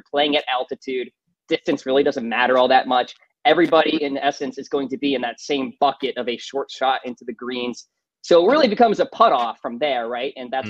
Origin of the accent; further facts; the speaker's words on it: New England, United States; I'm from New England, though.